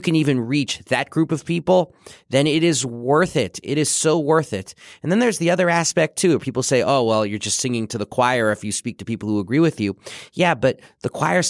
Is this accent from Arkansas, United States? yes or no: no; New York City, New York, United States; I'm from New York City. My dad's office building was at the World Trade Center